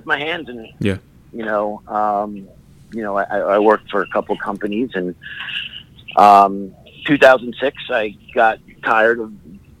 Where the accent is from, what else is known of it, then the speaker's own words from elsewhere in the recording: Allentown, Pennsylvania, United States; So I grew up in the Allentown area. It's uh-huh. referred to as the Lehigh Valley.